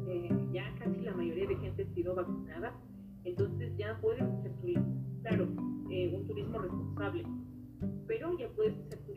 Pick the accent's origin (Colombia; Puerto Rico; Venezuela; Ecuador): Ecuador; Cotopaxi; born there; now in Quito, Ecuador; No, vivo en Quito. Yo nací en la provincia de Cotopaxi.